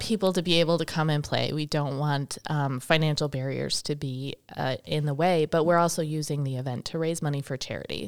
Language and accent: English; Milwaukee, Wisconsin, United States; also born or lived in Boston; now in Baraboo, United States; I grew up over near Milwaukee